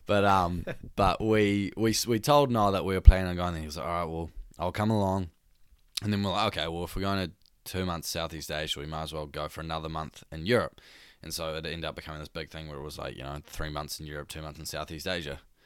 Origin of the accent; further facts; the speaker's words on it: Devonport, Auckland, New Zealand; for all three of us, we come from Devonport